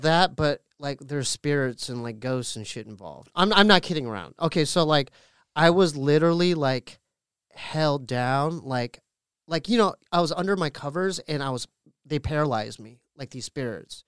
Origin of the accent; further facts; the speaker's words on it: Poway, California, United States; We're from Poway